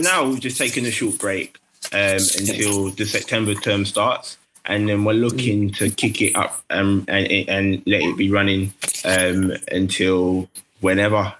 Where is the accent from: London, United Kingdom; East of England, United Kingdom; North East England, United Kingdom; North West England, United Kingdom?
London, United Kingdom; I grew up in Tower Hamlets